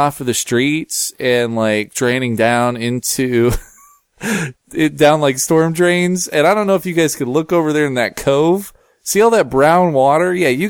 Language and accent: English; Seattle, Washington, United States; I'm from Seattle